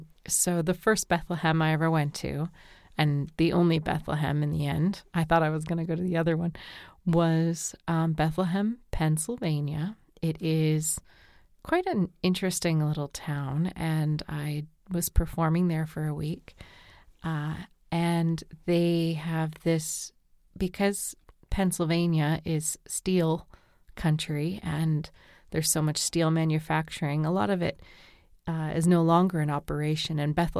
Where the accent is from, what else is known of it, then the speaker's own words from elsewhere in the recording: New Brunswick, Canada; Well, near where I did some of my growing up in New Brunswick, over the border, there was Calais, Maine